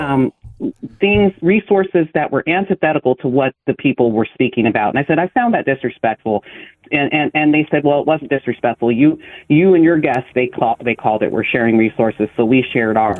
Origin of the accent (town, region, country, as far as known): Lodi, California, United States; born or raised there